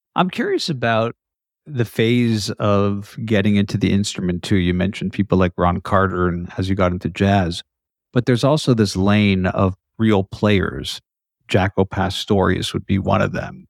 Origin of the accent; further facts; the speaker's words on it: Canada; You're Canadian, like me.